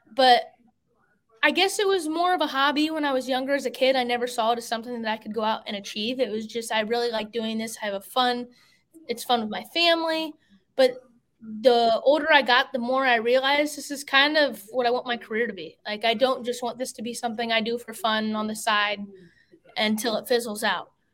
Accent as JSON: {"language": "English", "town": "Fort Wayne", "region": "Indiana", "country": "United States", "moved": "as an adult", "lives_now": "Concord, United States", "said": "I'm from Fort Wayne, Indiana, but now I currently live in Concord, North Carolina, because that's where my race career has taken me"}